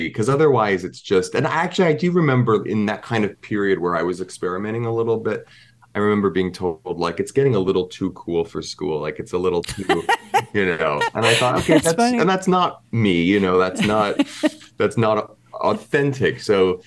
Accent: Pennsylvania, United States; now in New York, United States; my upbringing of growing up in Pennsylvania

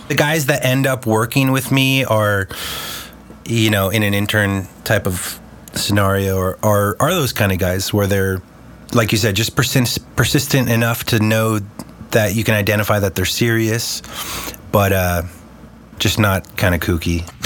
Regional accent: Los Angeles, California, United States; also born or lived in Chicago / San Diego; pretty much been growing up here in LA since I was six years old

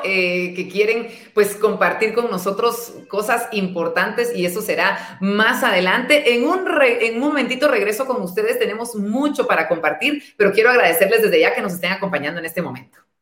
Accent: Guatemala

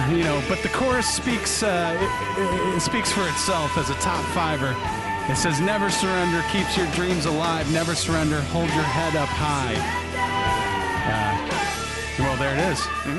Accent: Canada; So, yeah, …. Being Canadian, I would assume this song's about hockey.

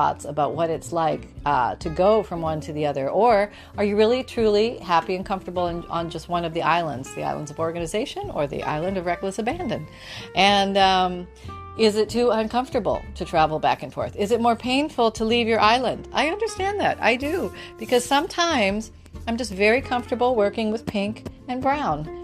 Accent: Canada; I was born in Canada

